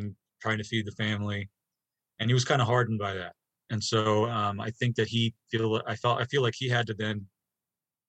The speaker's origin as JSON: {"language": "English", "area": "Bay Area, 45 minutes northeast of San Francisco", "region": "California", "country": "United States", "tie": "born or raised there", "moved": "as an adult", "lives_now": "Colorado, United States", "said": "I grew up about 45 minutes northeast of San Francisco."}